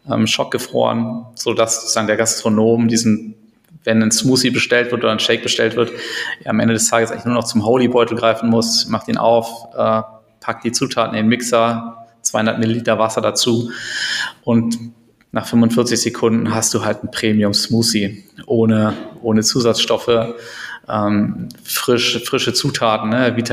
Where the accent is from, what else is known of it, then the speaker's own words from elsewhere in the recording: Berlin, Germany; Genau, ansonsten komme ich aus Berlin, äh, bin gebürtiger Berliner, habe in Berlin auch studiert